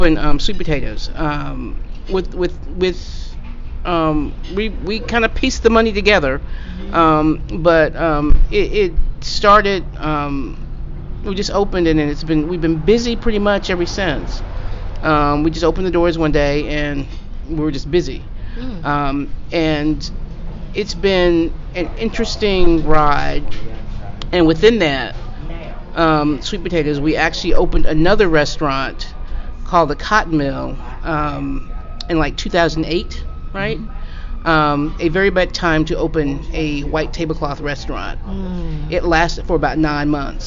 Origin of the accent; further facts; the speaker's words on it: the South, United States; I'm from the South